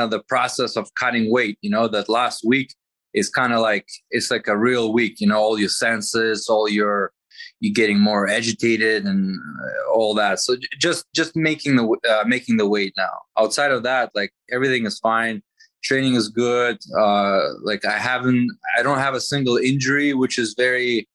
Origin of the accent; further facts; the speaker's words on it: Toronto, Ontario, Canada; also born or lived in Riga, Latvia; I was born in Latvia, in Riga City, but I lived most of my life in Canada, in Toronto.